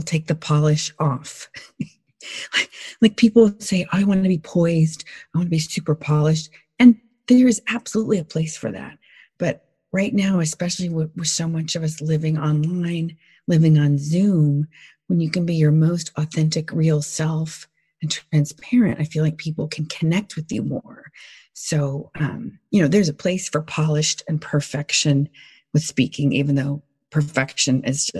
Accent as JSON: {"language": "English", "region": "the South", "country": "United States", "moved": "yes", "said": "I'm from the South originally"}